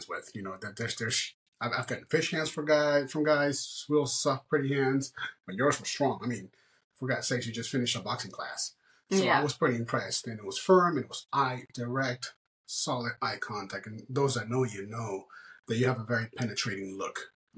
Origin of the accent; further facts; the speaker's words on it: Miami, Florida, United States; moved away as an adult; also born or lived in Arizona; I actually grew up in Miami and moved to Arizona, and I lived there for almost 14 years.